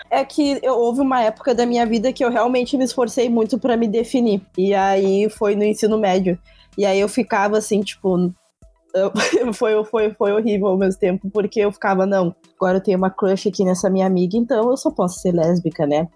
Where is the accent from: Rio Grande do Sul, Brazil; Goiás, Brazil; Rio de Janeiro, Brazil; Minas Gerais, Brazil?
Rio Grande do Sul, Brazil; eu sou do Rio Grande do Sul